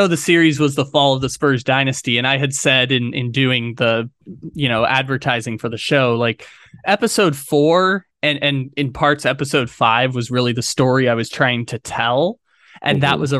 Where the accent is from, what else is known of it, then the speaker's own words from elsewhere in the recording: San Diego, California, United States; now in Sacramento, United States; I grew up in San Diego